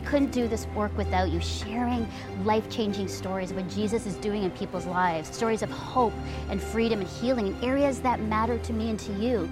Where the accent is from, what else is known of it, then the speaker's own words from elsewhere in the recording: Burlington, Ontario, Canada; I'm here in my hometown of Burlington, Ontario